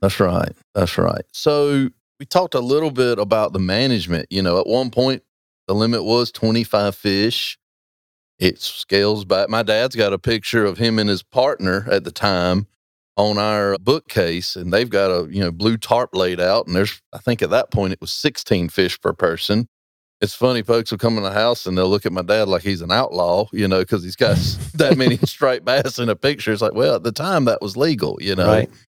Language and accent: English; Roanoke Rapids, North Carolina, United States; I'm from Roanoke Rapids